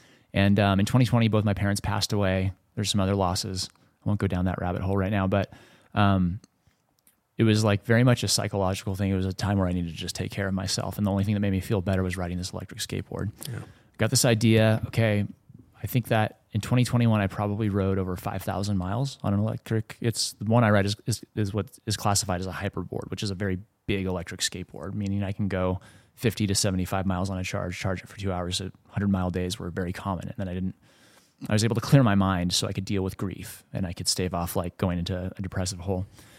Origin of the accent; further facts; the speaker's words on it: California, United States; I grew up in Southern California. I started touring, doing music as a singer-songwriter by myself.